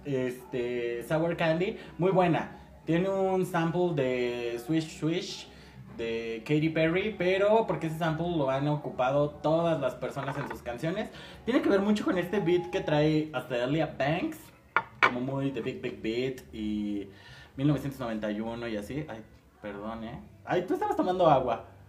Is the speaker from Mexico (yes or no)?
yes; Mexico; así somos los mexicanos